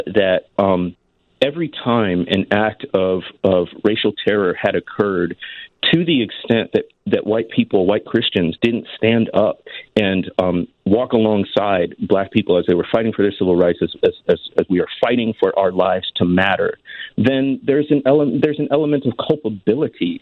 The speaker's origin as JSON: {"language": "English", "town": "Waukegan", "region": "Illinois", "country": "United States", "tie": "born or raised there", "also_born_or_lived": "Mississippi Delta / Jackson, Mississippi", "moved": "as an adult", "said": "I grew up in Waukegan, was born and raised there"}